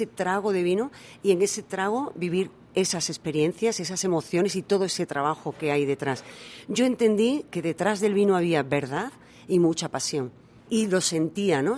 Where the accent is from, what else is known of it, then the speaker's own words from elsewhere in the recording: Almendralejo, Extremadura, Spain; moved away as an adult; also born or lived in United States / England; now in South Korea; Almendralejo, la ciudad donde yo, de donde yo soy, es una ciudad del vino.